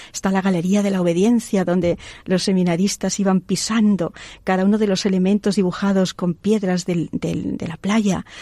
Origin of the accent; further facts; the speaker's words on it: Palencia, Castile and León, Spain; mi tierra, de Palencia